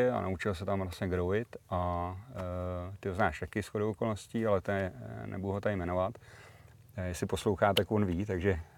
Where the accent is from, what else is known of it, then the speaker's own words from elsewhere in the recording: Plzen, Plzeň Region, Czechia; Uh, už nebydlím v Plzni, ale jsem tam hrozně rád. Mám to kousek